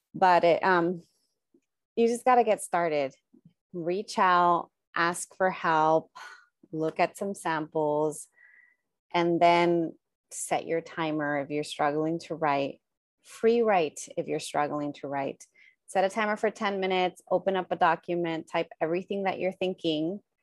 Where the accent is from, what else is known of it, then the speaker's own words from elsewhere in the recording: United States; born and raised in the United States